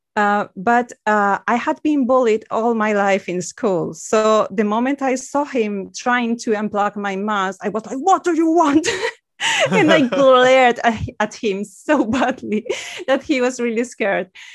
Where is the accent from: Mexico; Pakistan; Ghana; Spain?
Spain; English is a second language; I'm from Spain